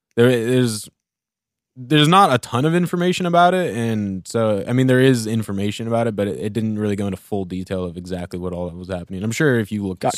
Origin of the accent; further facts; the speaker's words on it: Central Oregon, United States; growing up in Central Oregon